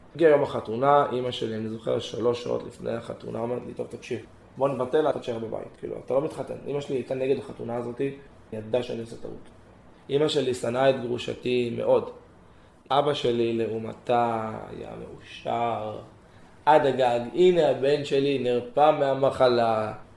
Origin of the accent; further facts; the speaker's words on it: Gan Yavne, Central District, Israel; גדלתי בדרום, בגן יבנה, משפחה מרוקאית קלאסית